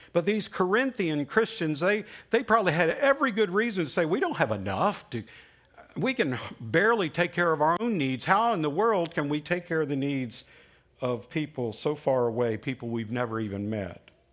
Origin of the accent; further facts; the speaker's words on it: Alabama, United States; When I was growing up in Alabama, I lived with, uh, my grandparents for, for some time